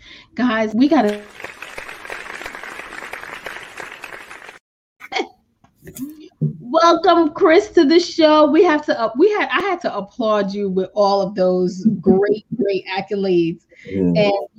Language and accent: English; Haiti; as a Caribbean woman myself, I don't know why I made that accent, but, you know, I'm from Haiti